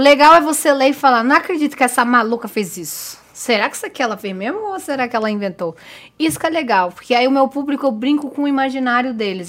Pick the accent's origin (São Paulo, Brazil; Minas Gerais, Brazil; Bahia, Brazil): São Paulo, Brazil; Diadema; also born or lived in Pernambuco (family); eu venho de Diadema, né, de Diadema